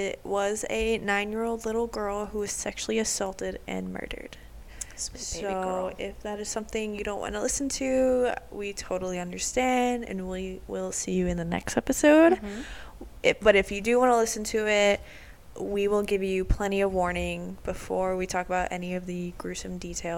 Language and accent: English; Waukesha, Wisconsin, United States; So I grew up in Waukesha, so it's an hour north.